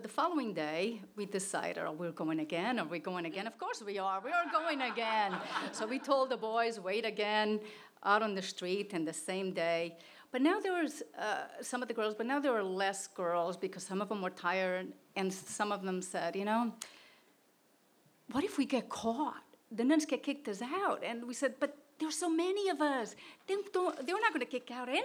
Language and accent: English; Portugal; moved away; I grew up in Portugal in an orphanage